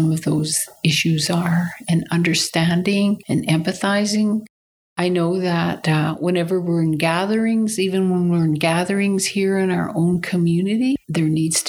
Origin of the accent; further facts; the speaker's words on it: Teslin, Yukon, Canada; I am Inland Tlingit from Teslin. This is my hometown where I live